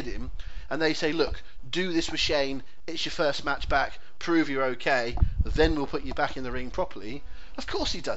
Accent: West Country, South West England, United Kingdom; accent: West Country; my West Country accent

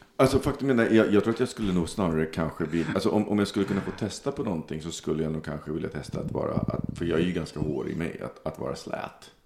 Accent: Sweden; identitetsmässigt är jag svensk, så jag säger svensk.

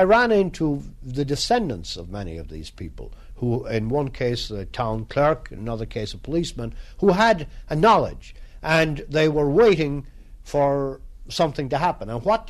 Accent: Ireland; And I think, as an Irishman, I'm always happy to think that the Molly Maguires stood up

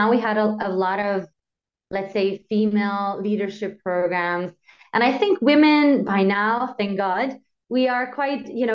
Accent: Slovenia; now in Austria; I am from Slovenia, but I live in Austria

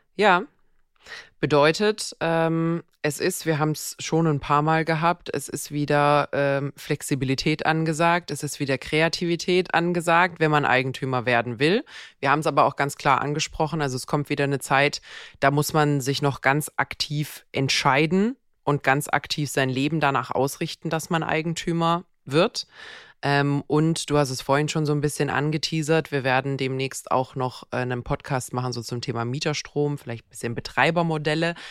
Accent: Bad Wildbad, Baden-Württemberg, Germany; in Bad Wildbad, wo ich herkomme

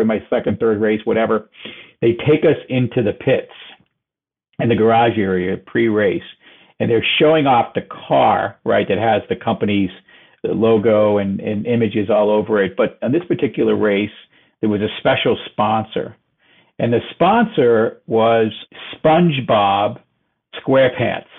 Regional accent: Boston, Massachusetts, United States; moved away as an adult; also born or lived in New York; I grew up in Boston

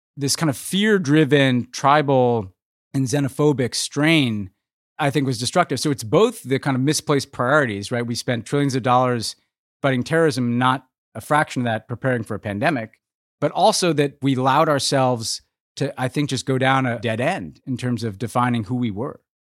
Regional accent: United States

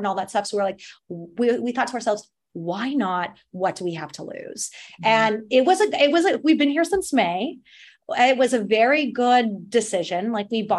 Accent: Portland, Oregon, United States; moved away as an adult; also born or lived in Los Angeles, United States / France; now in Portugal; I'm from Portland, Oregon

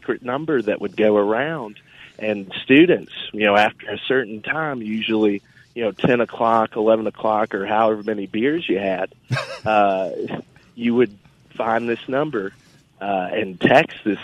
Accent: Oxford, Mississippi, United States; now in Ocean Springs, United States; I grew up in Oxford

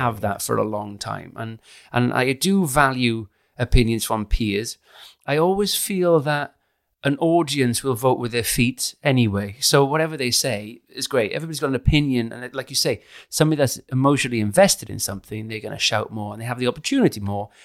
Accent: Caerphilly, Wales, United Kingdom; now in London, United Kingdom; I'm from Caerphilly.

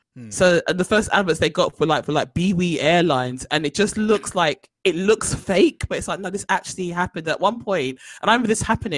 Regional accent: London, United Kingdom; we grew up in South London

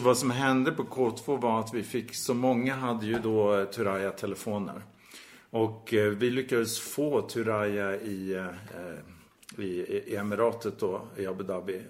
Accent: Sweden; vi är ju svenskar

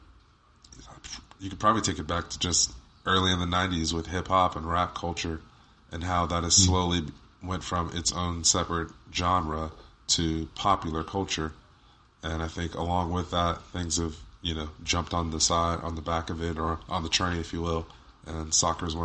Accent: England, United Kingdom; moved away; also born or lived in South Georgia, United States; growing up in England, I was hey, everyone played soccer

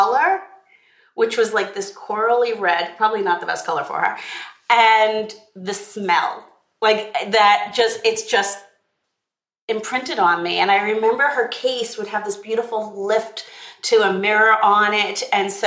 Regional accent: Long Island, New York, United States; was born on Long Island in New York

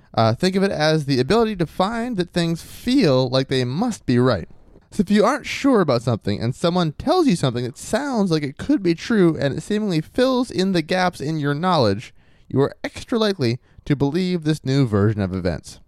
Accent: Maine, United States; I was from Maine

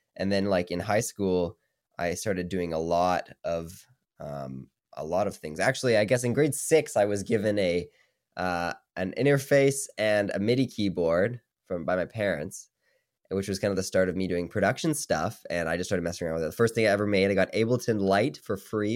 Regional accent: Saskatoon, Saskatchewan, Canada; moved away as an adult; now in Toronto, Canada; I'm from Saskatoon, so I'm, like, across the country

